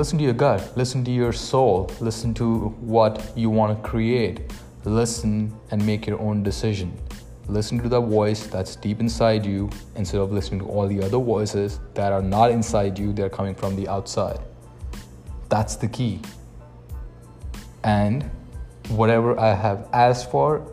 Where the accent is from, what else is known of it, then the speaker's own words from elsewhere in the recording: India; moved away as an adult; now in Canada; I am from India. I moved to Canada with pretty much no money.